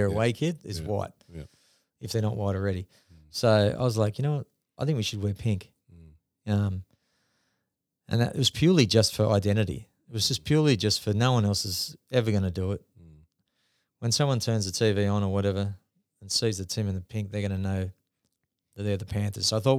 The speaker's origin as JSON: {"language": "English", "town": "Northern Beaches", "region": "New South Wales", "country": "Australia", "also_born_or_lived": "New Zealand", "said": "So I decided, I'm from the Northern Beaches, so we'd come back from New Zealand. I could have easily just gone and lived there."}